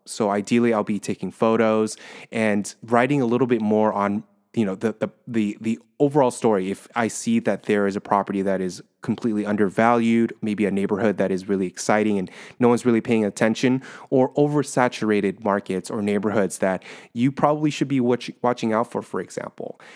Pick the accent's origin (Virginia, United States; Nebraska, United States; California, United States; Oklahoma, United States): California, United States; Orange County; moved away as an adult; now in San Francisco, United States; I'm originally from Orange County